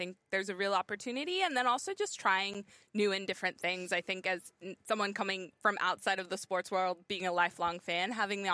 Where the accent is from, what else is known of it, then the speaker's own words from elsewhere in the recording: Bay Area, California, United States; moved away as an adult; now in Sydney, Australia; I grew up in the Bay Area